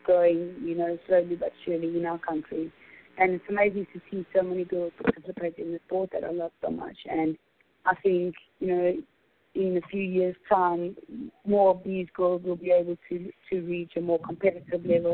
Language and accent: English; Johannesburg, Gauteng, South Africa; I'm from Johannesburg, in South Africa